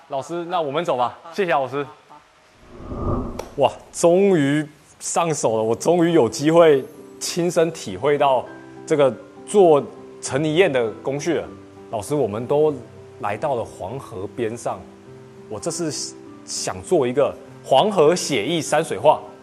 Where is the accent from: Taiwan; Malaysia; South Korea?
Taiwan; now in Guangzhou, China; 我是来自广州的台湾青年